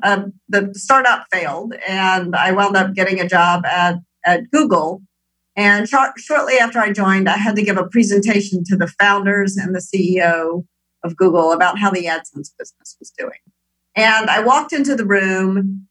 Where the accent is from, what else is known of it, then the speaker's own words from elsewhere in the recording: Memphis, Tennessee, United States; moved away as an adult; also born or lived in Minneapolis, Minnesota / Moscow; born in Minneapolis, but raised in Memphis, Tennessee